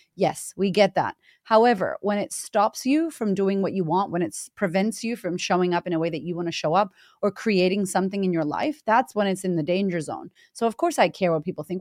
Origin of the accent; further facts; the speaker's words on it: Boston, Massachusetts, United States; moved away as an adult; I grew up in Boston, Massachusetts, in America